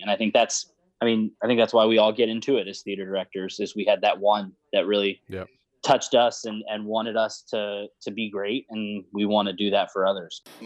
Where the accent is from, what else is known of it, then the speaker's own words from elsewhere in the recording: Houston, Texas, United States; also born or lived in The Woodlands, Texas; I grew up in West Side of Houston